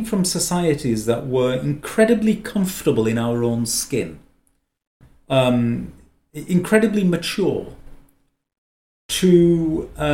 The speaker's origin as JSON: {"language": "English", "area": "Lancashire", "region": "North West England", "country": "United Kingdom", "tie": "born or raised there", "said": "I'm Lancastrian by birth, which makes me an Englishman"}